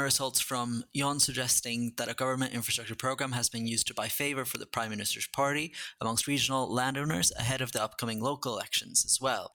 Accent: Sweden; I'm from Sweden, which is a proportional system with lots of different intrigues and alliances

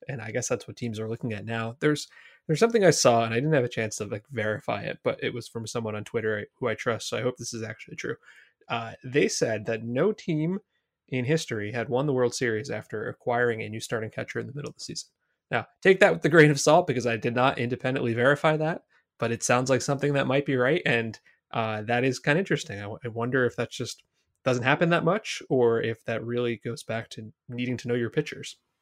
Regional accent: Brick, New Jersey, United States; I grew up the next town over. I'm from Brick, New Jersey

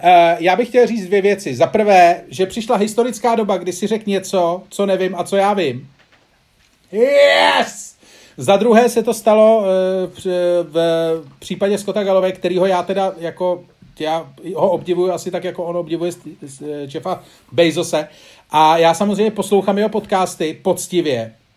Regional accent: Czechia; kdo jako Češi jsme

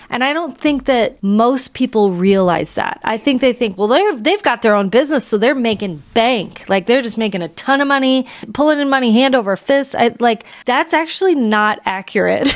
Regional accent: St. Louis, Missouri, United States; growing up in Saint Louis, we have a wonderful botanical gardens

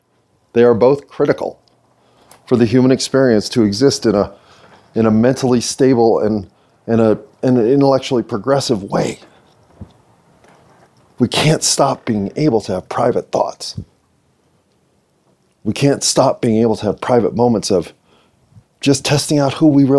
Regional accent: United States; I'm American

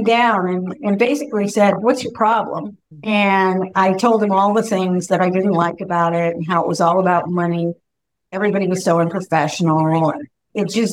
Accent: North Bay, California, United States; I had opened an office in my hometown

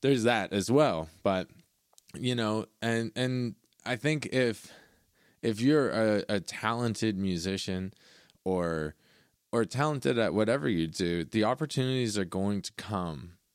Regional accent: Caledon, Ontario, Canada; I grew up in Caledon

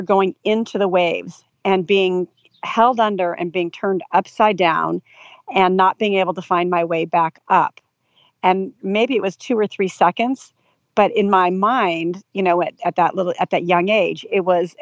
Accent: Del Mar, California, United States; also born or lived in Los Angeles; I'm from California. So I grew up here

